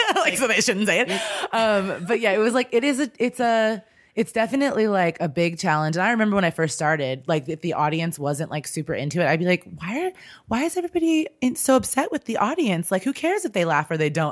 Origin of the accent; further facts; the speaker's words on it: Kansas City, United States; moved away as an adult; also born or lived in Chicago / Los Angeles / New York; I'm originally from Kansas City. I just grew up there and lived there for my life until I was out of school